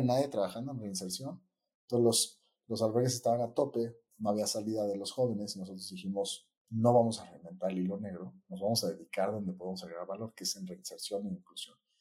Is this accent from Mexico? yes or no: yes; Mexico; also born or lived in New York; así es como el mexicano le dice a la pizza